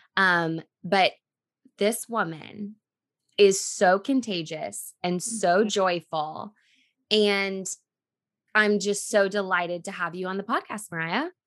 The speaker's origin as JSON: {"language": "English", "region": "Texas", "country": "United States", "said": "We're two friends from Texas who got sober in our 20s"}